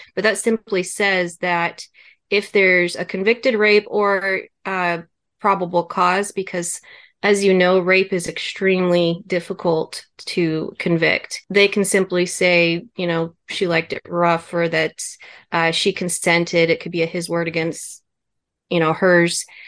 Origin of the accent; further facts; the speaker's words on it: Kansas, United States; moved away as an adult; also born or lived in Germany; I was born in Kansas